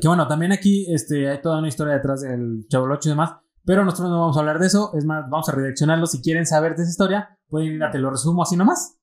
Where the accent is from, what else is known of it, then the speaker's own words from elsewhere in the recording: Michoacán, Mexico; somos michoacanos